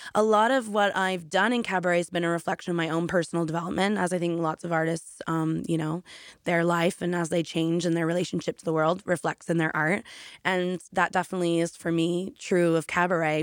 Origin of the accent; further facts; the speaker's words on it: Canada; moved away as an adult; now in United Kingdom; I'm originally from Canada, and after I graduated college for music theater, I did do a few amazing jobs in Canada